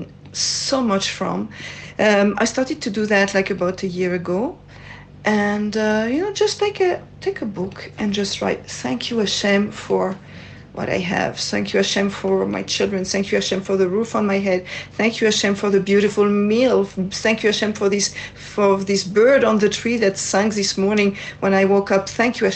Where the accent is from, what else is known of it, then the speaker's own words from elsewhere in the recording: France; accent: French; English is a second language; moved away as an adult; now in Israel; As you can hear from my accent, I'm from France